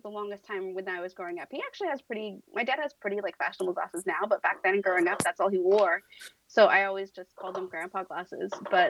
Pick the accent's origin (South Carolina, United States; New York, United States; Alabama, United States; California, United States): California, United States; Turlock; He's from my hometown, guys. I don't know if you guys know that. He's like from Turlock, which is adjacent to Modesto.